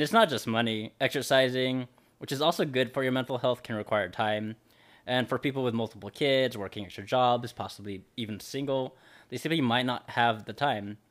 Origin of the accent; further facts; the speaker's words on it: Los Angeles, California, United States; I'm from Los, Los Angeles